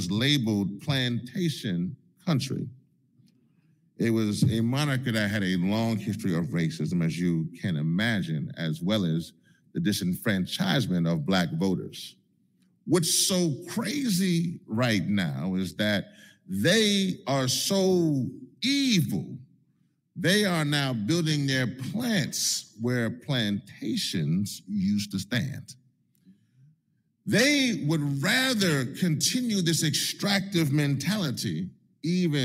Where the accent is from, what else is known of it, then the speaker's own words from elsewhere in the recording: Louisiana, United States; my home state of Louisiana